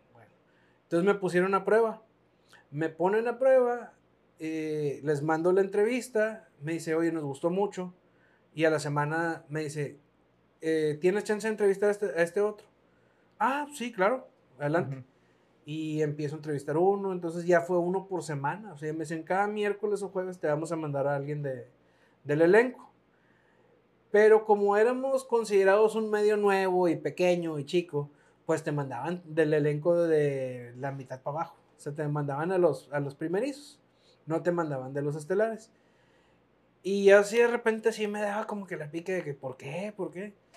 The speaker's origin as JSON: {"language": "Spanish", "town": "Piedras Negras", "region": "Coahuila", "country": "Mexico", "said": "aquí en Piedras Negras"}